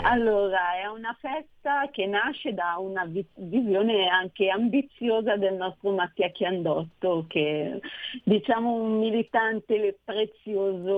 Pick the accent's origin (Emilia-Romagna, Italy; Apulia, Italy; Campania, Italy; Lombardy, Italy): Lombardy, Italy; Nosate; il comune di, di Nosate, che tra l'altro è anche il mio paese